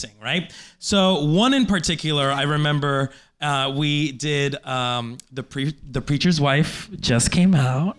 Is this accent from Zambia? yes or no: no; Colombia; now in United States; I was born in Colombia